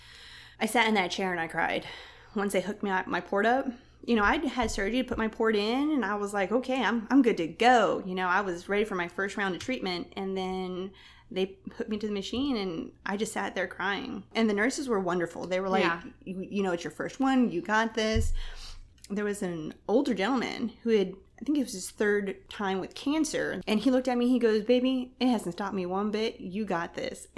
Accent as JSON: {"language": "English", "region": "Texas", "country": "United States", "moved": "yes", "lives_now": "Savannah, United States", "said": "I'm originally from Texas. I'm a transplant here"}